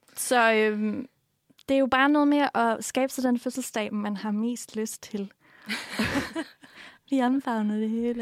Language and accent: Danish; Funen, Southern Denmark, Denmark; som vi gør på Fyn